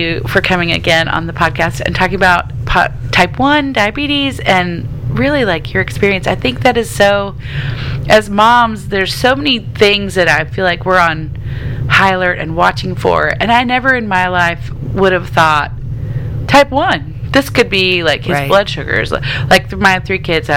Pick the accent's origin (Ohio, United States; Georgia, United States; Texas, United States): Texas, United States; East; accent: country; now in Tennessee, United States; I'm from East Texas, and it just kind of oozes out sometimes, even though I live in Tennessee now